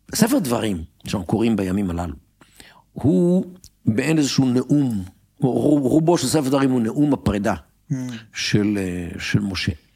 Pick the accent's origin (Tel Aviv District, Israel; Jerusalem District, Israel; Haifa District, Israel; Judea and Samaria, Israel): Tel Aviv District, Israel; Tel Aviv; אני גדלתי בתל אביב.